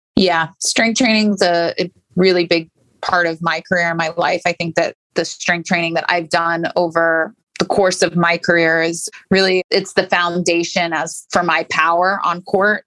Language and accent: English; St. Petersburg, Florida, United States; also born or lived in Virginia; I grew up in St. Pete, just down the street from IMG Academy